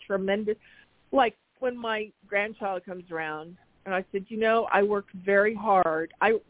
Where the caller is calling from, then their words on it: Arizona, United States; from Arizona.